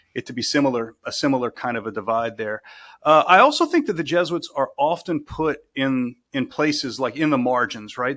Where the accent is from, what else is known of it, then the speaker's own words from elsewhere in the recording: South Louisiana, United States; moved away as an adult; born and raised in South Louisiana